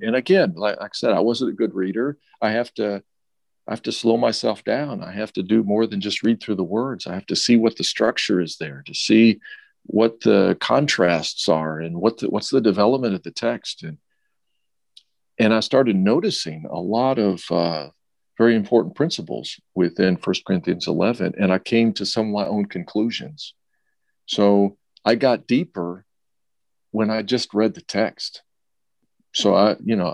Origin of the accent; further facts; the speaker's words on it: Ohio, United States; Born in Ohio